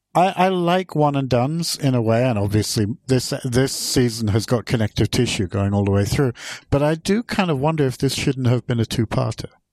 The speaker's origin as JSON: {"language": "English", "region": "England", "country": "United Kingdom", "moved": "yes", "lives_now": "Sweden", "said": "I'm not originally Swedish. I'm actually English"}